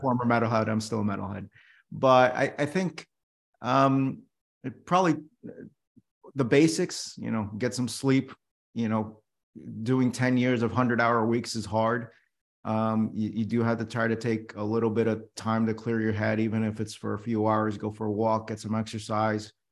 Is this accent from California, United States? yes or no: no; New York City, New York, United States; I was born in New York City